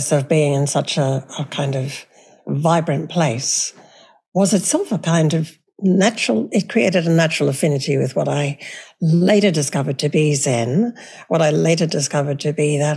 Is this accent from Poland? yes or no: no; Cairns, Queensland, Australia; I was born in Cairns, and my early childhood was entirely there. And it's actually called Far North Queensland.